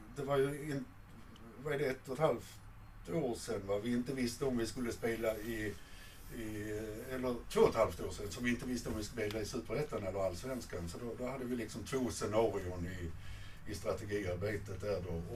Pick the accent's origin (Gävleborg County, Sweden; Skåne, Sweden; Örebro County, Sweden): Skåne, Sweden; Malmö; moved away as an adult; från barndomen och upp till 30-årsåldern eh, när jag flyttade från, från Malmöregionen